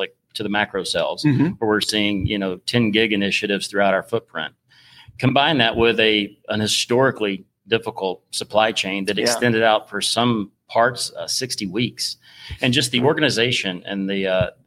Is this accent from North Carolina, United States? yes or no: yes; North Carolina, United States; I am not from Georgia. I am originally from North Carolina.